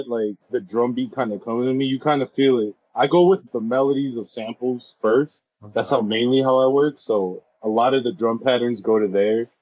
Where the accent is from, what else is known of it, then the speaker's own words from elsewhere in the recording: Los Angeles, California, United States; I'm from born and raised in Los Angeles